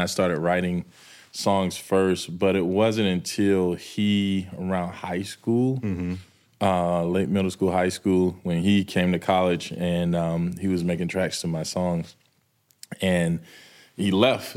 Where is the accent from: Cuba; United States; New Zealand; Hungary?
United States; Manchester, Georgia; moved away as an adult; also born or lived in the South / New York; I'm from Manchester